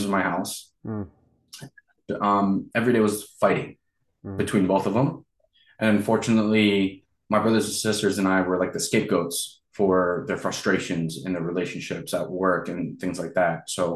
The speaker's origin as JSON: {"language": "English", "region": "small farm town in Pennsylvania", "country": "United States", "tie": "born or raised there", "also_born_or_lived": "Reno, Nevada / Las Vegas, Nevada", "moved": "as an adult", "lives_now": "Los Angeles, United States", "said": "with white parents, and we got adopted in this small little white farm town in Pennsylvania"}